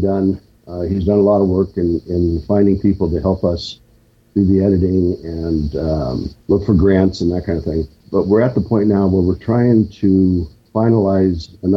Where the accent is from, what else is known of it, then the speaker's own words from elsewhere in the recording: half an hour from Lawrence, Kansas, United States; Lawrence, Kansas, just a half hour from my hometown